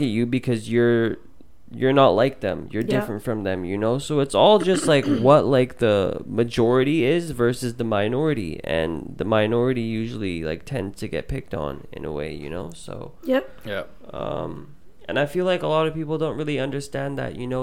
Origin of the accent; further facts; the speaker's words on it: Surrey, British Columbia, Canada; also born or lived in Vancouver; I grew up in Surrey. And for anyone that doesn't know, Surrey is predominantly brown.